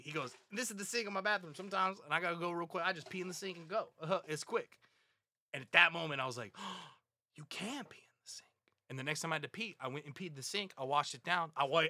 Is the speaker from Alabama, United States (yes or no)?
yes; Huntsville, Alabama, United States; I was born and raised in Huntsville, Alabama.